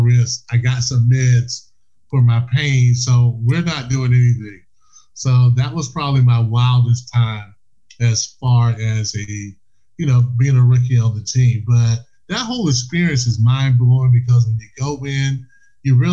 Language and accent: English; South Carolina, United States; I was from South Carolina